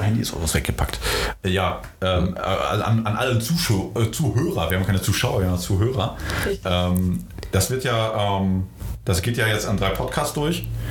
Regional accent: Gütersloh, North Rhine-Westphalia, Germany; also born or lived in Poland; Ich bin in Polen geboren ähm, ah, okay. und ähm, ja, bin halt äh, mit zarten neun Monaten äh, nach Gütersloh gekommen

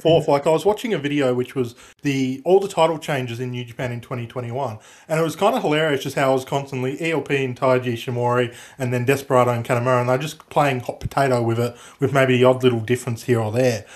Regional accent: Australia; I'm Australian

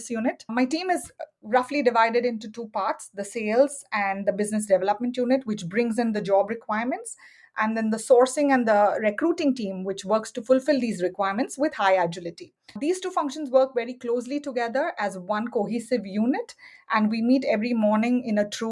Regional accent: Mumbai, Maharashtra, India; moved away as an adult; also born or lived in Silicon Valley; now in United States; I was born and raised in Bombay, which is now called Mumbai, India, and moved to the United States for my MBA many, many years ago.

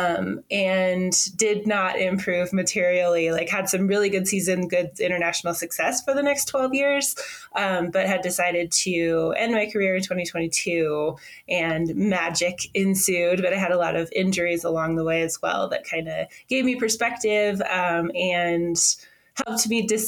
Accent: Washington, United States; I am American, first of all, from the United States of America. I grew up in Washington State, which is like the northwest corner of the country.

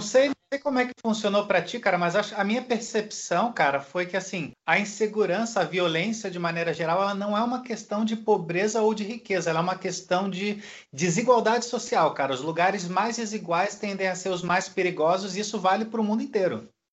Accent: Rio de Janeiro, Brazil; moved away as an adult; como carioca

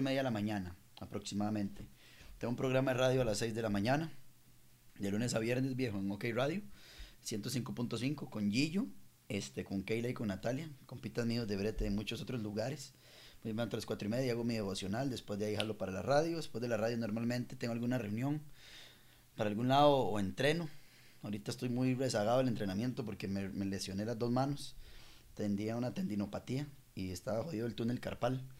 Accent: La Liga, Guanacaste, Costa Rica; now in Santa Ana, Costa Rica; yo soy de la Liga, de Guanacaste, pero vivo en Santana.

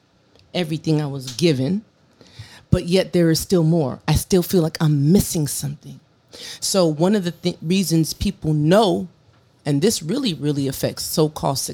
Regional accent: San Diego, California, United States; moved away as an adult; I am from San Diego. This is home, mm-hmm. although I don't live here presently

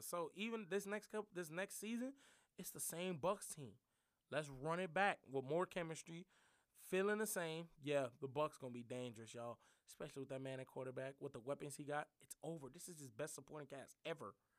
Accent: New Orleans, Louisiana, United States; I'm from New Orleans

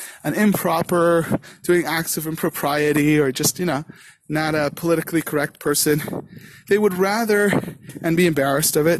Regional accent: Canada; now in Karmiel, Israel; I'm Canadian

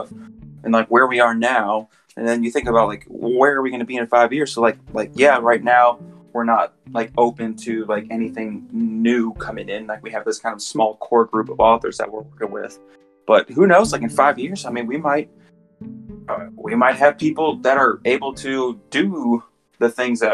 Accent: Indiana, United States; moved away; I'm originally from Indiana

